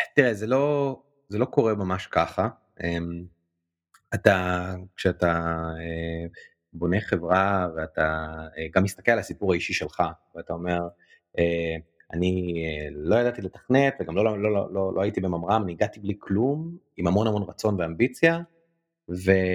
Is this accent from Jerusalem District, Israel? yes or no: yes; Jerusalem, Jerusalem District, Israel; אני ירושלמי, וגדלתי בירושלים